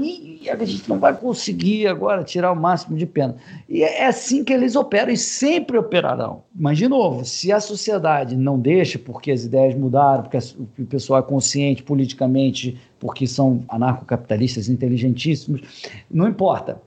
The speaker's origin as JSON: {"language": "Portuguese", "country": "Brazil"}